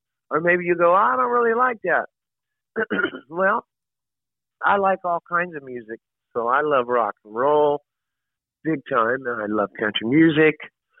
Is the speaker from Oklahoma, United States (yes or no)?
yes; Oklahoma, United States; I'm a country boy at heart too. So growing up in Oklahoma, man, I got …, …, ….